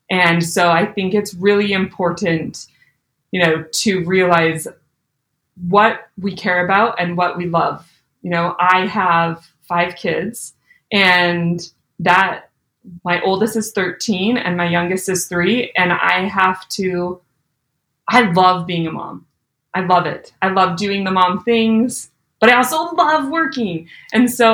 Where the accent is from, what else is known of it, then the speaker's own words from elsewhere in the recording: Alberta, Canada; moved away as an adult; also born or lived in Utah / Louisville, Kentucky; I was born and raised in Alberta, Canada